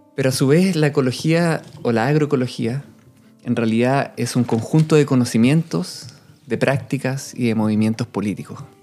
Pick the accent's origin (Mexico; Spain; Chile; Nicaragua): Chile; cuando yo volví el año 2015 a Chile